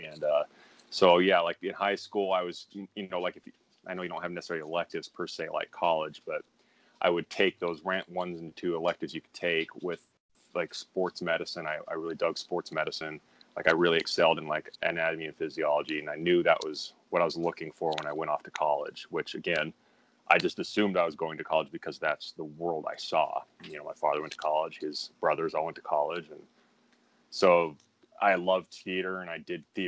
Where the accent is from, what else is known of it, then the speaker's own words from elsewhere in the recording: Pocatello, Idaho, United States; moved away as an adult; also born or lived in Colorado; now in Los Angeles, United States; that's where I spent kindergarten through senior year high school. So it's very safe to say I spent most of my life in Pocatello, Idaho